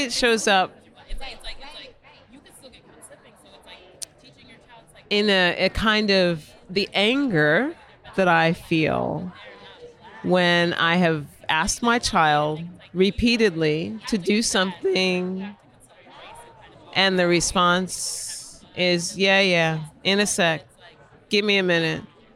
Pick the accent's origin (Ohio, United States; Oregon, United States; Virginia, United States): Ohio, United States; Cleveland; I grew up in Cleveland, Ohio